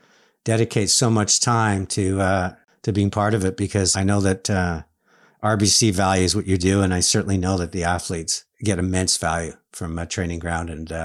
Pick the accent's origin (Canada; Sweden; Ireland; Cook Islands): Canada; being Canadian